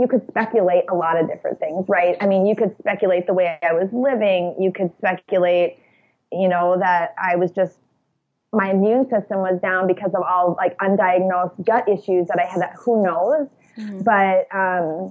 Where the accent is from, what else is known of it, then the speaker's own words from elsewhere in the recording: about an hour south of Minneapolis, Minnesota, United States; near my hometown, which is where we live now, which is about an hour south of Minneapolis